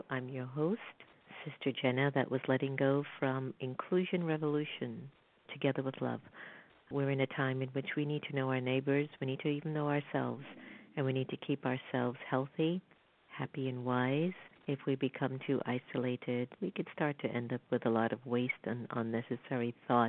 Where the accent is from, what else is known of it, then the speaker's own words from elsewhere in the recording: Florida, United States; I'm from South Florida, too, and I remembered when that rush of immigrants from Haiti, from Cuba, when they were all coming